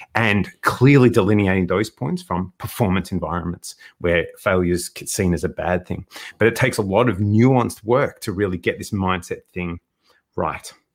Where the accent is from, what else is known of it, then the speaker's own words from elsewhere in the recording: Melbourne, Victoria, Australia; born and bred in Melbourne.